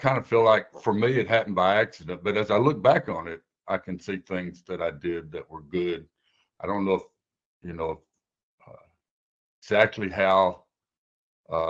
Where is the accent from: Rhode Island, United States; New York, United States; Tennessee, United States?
Tennessee, United States; Waverly; moved away as an adult; now in St. Louis, United States; I grew up in Tennessee, went to University of Tennessee, got my architect's degree, moved to St. Louis for 3 years